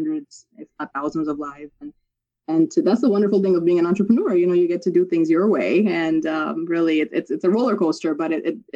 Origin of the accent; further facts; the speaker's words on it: Pakistan; moved away; I was born overseas in Pakistan